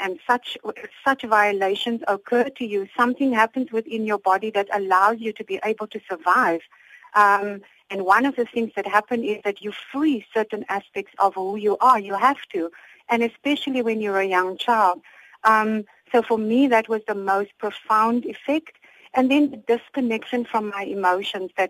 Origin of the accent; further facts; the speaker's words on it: Cape Town, Western Cape, South Africa; I was born in Cape Town and grew up in a Muslim family here locally